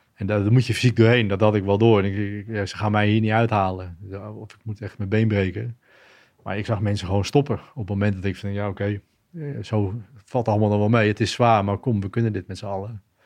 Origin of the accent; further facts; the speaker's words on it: Schagen, North Holland, Netherlands; also born or lived in Perpignan, France; opgegroeid in Schagen, plaatsje in Noord-Holland. Geboren in Frankrijk.